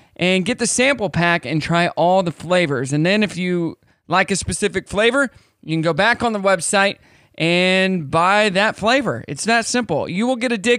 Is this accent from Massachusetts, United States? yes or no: no; Kansas, United States; I am from Kansas.